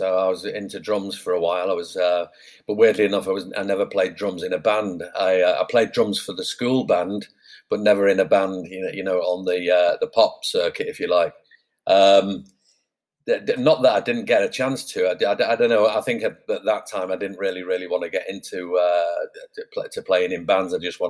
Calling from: Placentia, California, United States; I'm in Orange County, a place called Placentia, right near, well, it's by Yorba Linda. We're on the border of Yorba Linda, you know, Richard Nixon's birthplace.

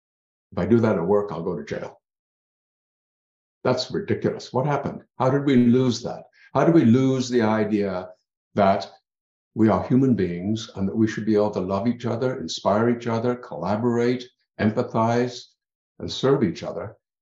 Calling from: Ontario, Canada; I'm in Ontario.

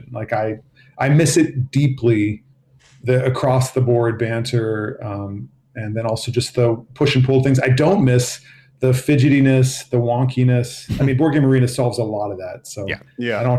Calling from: Boston, Massachusetts, United States; I'm, I'm out of Boston, Massachusetts.

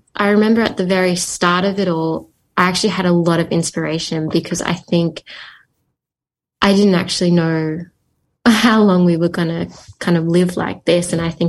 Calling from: Melbourne, Victoria, Australia; And I'm joining you from Melbourne, Victoria, Australia.

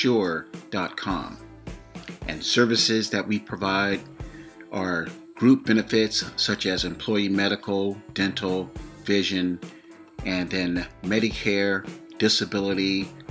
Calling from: between Sacramento and San Francisco, California, United States; I'm calling you from the West Coast, somewhere between Sacramento and San Francisco, California.

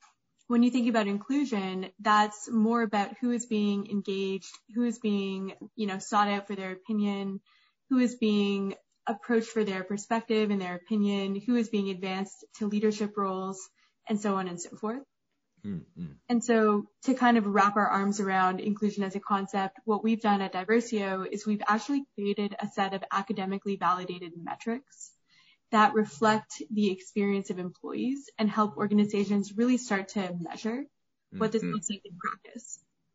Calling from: New York, United States; I am calling in from Manhattan.

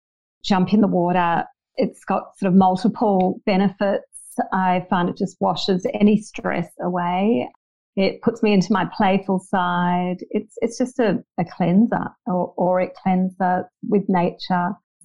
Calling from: Bondi, New South Wales, Australia; Oh, yes, I am speaking from Bondi.

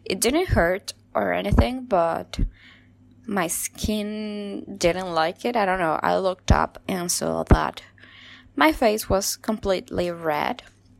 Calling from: Argentina; Hi, guys. … from Argentina.

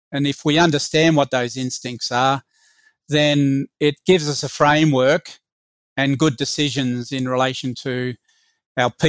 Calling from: Sydney, New South Wales, Australia; I'm joining from Sydney on the country, the traditional owners are the Wangal people.

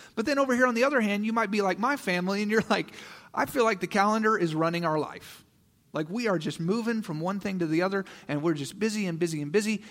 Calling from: Kansas City, Missouri, United States; we have been now in Kansas City for a year, right? We felt the Lord calling us to move to Kansas City

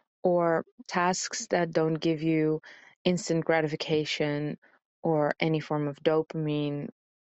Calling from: Amsterdam, North Holland, Netherlands; from Amsterdam.

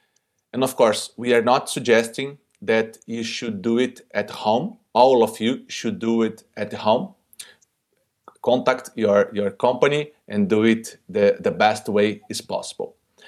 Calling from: Brazil; I'm speaking directly from Brazil.

